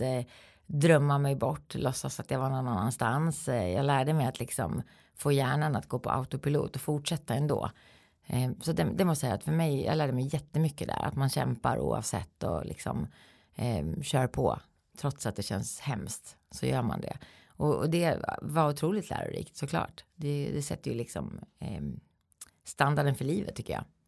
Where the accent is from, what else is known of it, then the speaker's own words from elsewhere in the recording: Eskilstuna, Södermanland, Sweden; i min hemstad då, då i Eskilstuna